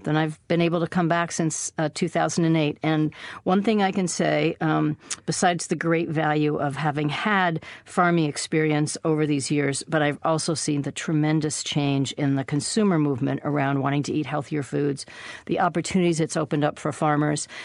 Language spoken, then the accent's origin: English; Minnesota, United States; now in Maine, United States; I was born in Minnesota, and my grandparents were Scandinavian immigrants who had a dairy farm